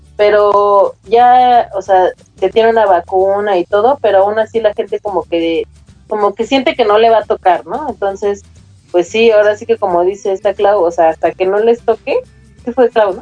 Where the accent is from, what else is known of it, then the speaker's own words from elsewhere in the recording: Mexico; como somos los mexicanos